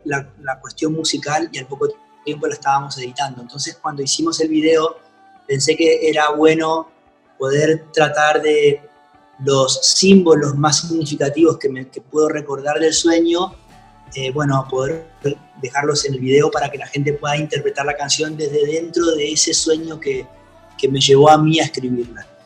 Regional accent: Argentina; mi gira de verano de festivales en mi país

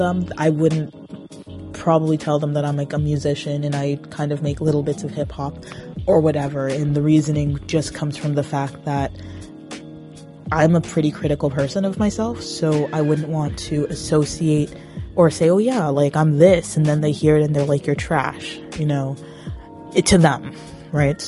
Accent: Brampton, Ontario, Canada; also born or lived in Toronto, Ontario; I was born a Torontonian. Woot. But I've been Brampton for well over half of my life.

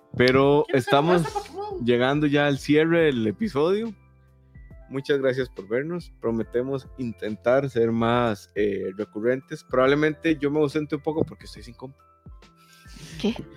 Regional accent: Santa Ana, San José, Costa Rica; yo era de Santana

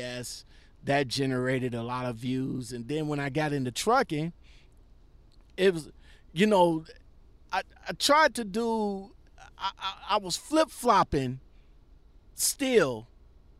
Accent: Ohio, United States; my hometown of Ohio

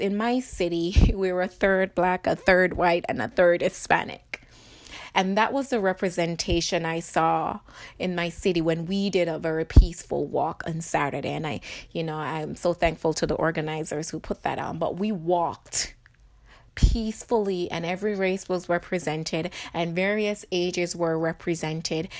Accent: Jamaica; now in United States; I live in America, but I was born in Jamaica

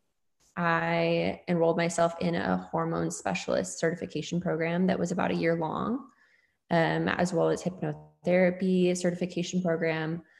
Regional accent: the Northwest, Pacific Northwest, United States; I moved back to my hometown in the Northwest, which is where I live now

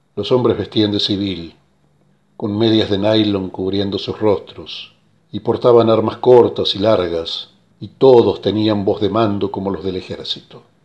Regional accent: Tucumán, Argentina; Nací en Tucumán el primero de noviembre de 1920. Durante mi juventud jugué al fútbol en los clubes Central Córdoba y San Martín.

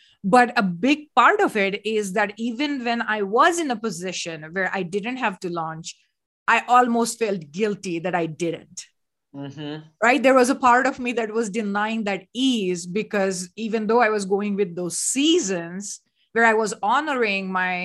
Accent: India; moved away; I come from India

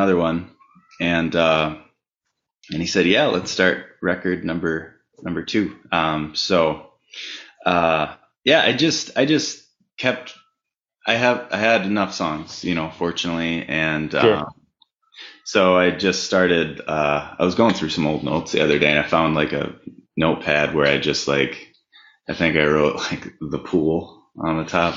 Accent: Minneapolis, Minnesota, United States; Born and raised. Yeah, I was born and raised in North Minneapolis, and I live not far away now in South Minneapolis.

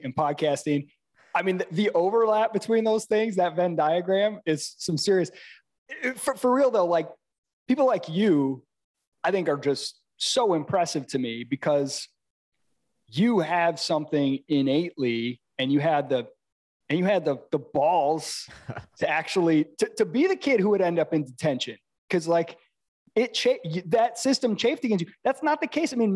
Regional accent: Midwest, United States; moved away as an adult; I'm from the Midwest

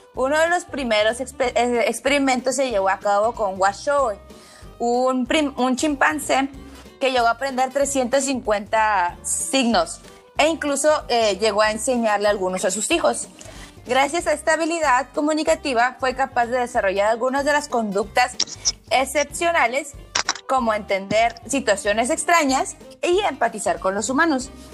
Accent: Tijuana, Baja California, Mexico; also born or lived in Culiacán; yo soy de Tijuana, pero viví un ratito en, Culiacán. Ajá, porque mi familia es de allá

